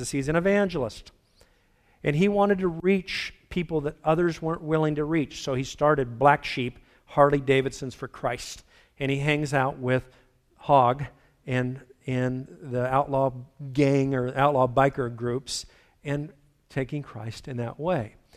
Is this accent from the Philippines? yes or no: yes; Philippines; Bottom line is, I was raised in the Philippines, beautiful, pristine environment. After 25 years, I went back and saw a destroyed environment.